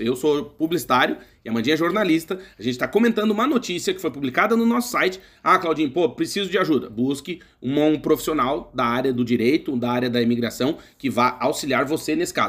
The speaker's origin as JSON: {"language": "Portuguese", "country": "Brazil", "moved": "as an adult", "said": "Porque nós somos brasileiros, eu morei 31 anos no Brasil, continuo sendo brasileiro"}